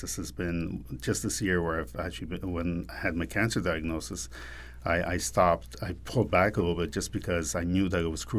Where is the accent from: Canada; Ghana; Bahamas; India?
Canada; Quebec; moved away; also born or lived in New York; growing up in Quebec